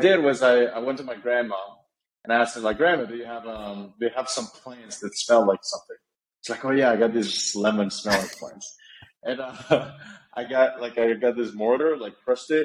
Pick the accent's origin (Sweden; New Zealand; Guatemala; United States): Guatemala; I'm born and raised in Guatemala, still live here